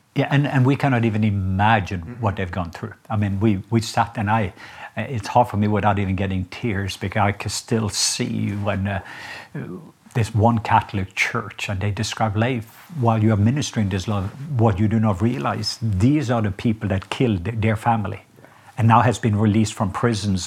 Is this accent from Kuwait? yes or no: no; Norway; now in United States; I'm Norwegian